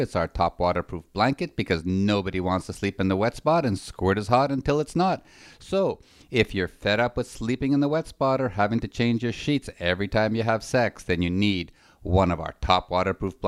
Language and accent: English; Montreal, Quebec, Canada; We're actually from Montreal in Canada